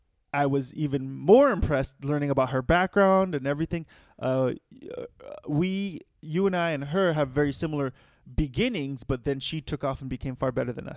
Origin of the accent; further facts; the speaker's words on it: Los Angeles, California, United States; LA where I'm from